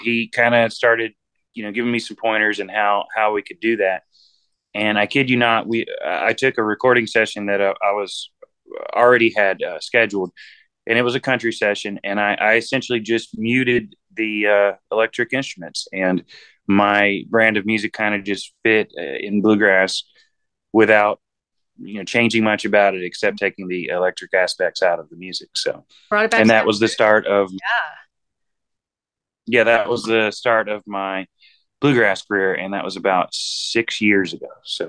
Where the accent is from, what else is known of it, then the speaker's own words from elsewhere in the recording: Boaz, Alabama, United States; now in Nashville, United States; And we're from Alabama, so it's a little town called Boaz, Alabama. But we're kind of like gypsies. We've been all over the country and I've got my roots now in Nashville, Tennessee